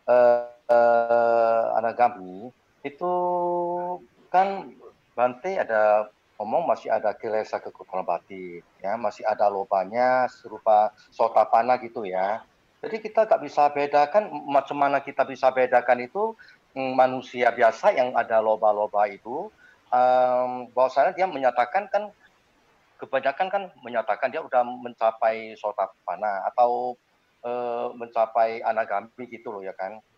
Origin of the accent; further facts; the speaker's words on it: Medan, North Sumatra, Indonesia; kita dari Medan